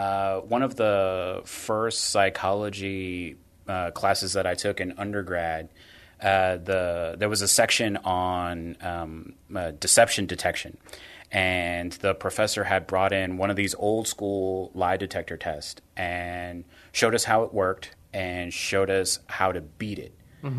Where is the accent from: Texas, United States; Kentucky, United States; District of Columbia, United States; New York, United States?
Texas, United States; Corpus Christi; also born or lived in San Antonio; Well, I was born here in San Antonio, but we moved around a lot when I was a kid. So we ended up settling in Corpus Christi, Flower Bluff to be exact, high school, college, graduate school